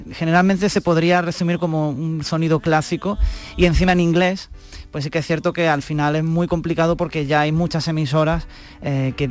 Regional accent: Granada, Andalusia, Spain; now in Seville, Spain; Yo soy de Granada, originalmente soy de Granada

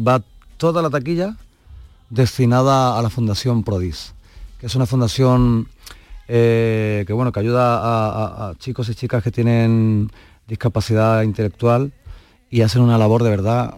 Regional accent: Huelva, Andalusia, Spain; moved away; me voy unos días para, mi tierra y a ver a mi gente.

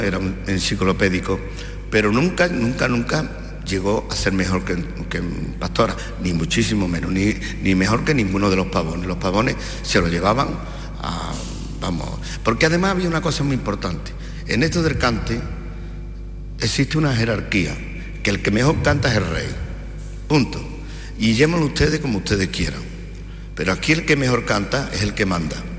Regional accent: Lebrija, Andalusia, Spain; yo soy de Lebría

